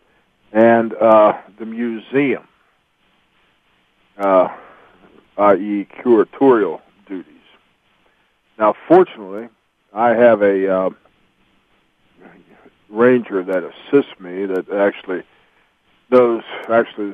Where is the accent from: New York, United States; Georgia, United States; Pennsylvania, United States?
Pennsylvania, United States; Greencastle; also born or lived in Mississippi / Hagerstown, Maryland; being born in Mississippi, and I was raised in Greencastle, Pennsylvania, and and also in the Hagerstown, Maryland area in my younger years.